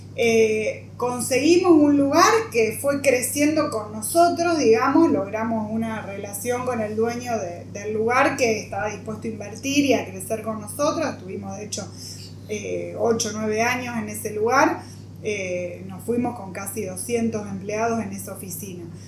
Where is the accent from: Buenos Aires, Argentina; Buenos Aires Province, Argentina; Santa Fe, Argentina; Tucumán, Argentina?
Santa Fe, Argentina; Rosario; also born or lived in Armstrong / Rotterdam; nací en Rosario, siempre viví cerca de la cancha de Newell's, a pesar de ser de Central